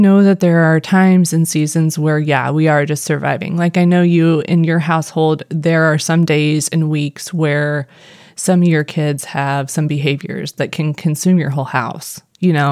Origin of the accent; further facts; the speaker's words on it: Missouri, United States; accent: Missouri; my Missouri accent